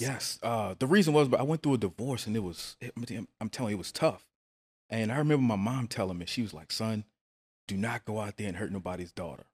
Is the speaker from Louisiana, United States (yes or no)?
yes; New Orleans, Louisiana, United States; I'm actually from New Orleans.